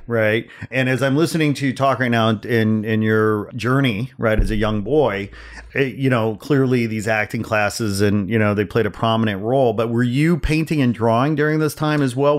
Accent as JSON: {"language": "English", "town": "Gary", "region": "Indiana", "country": "United States", "tie": "born or raised there", "moved": "yes", "lives_now": "Los Angeles, United States", "said": "I was born in Gary, Indiana. I grew yeah. up in Northwest Indiana"}